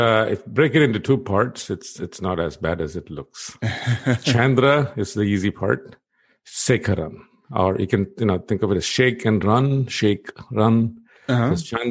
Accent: Chennai, Tamil Nadu, India; born there; I was born in India, on the southern part of India, on the East Coast, in a town called Chennai.

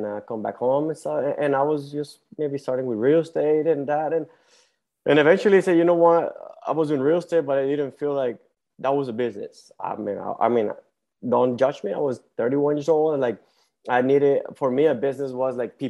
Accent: Mexico; English is a second language; moved away as an adult; also born or lived in Tucson, Arizona / El Paso, Texas / Michigan / Ohio; now in Houston, United States; I was actually born and raised in Mexico and I moved to the U.S. when I was 19. I spoke like zero English

